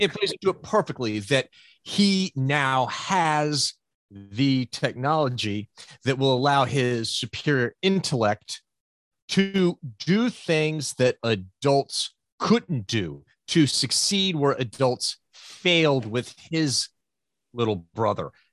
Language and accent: English; United States; we grew up in the States reading American comic books